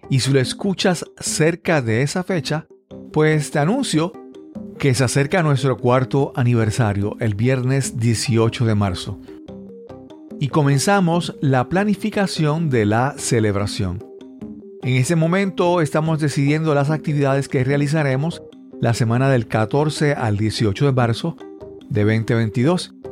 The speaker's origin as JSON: {"language": "Spanish", "town": "Montgomery", "region": "Alabama", "country": "United States", "said": "soy de Montgomery, Alabama, la capital de los sueños."}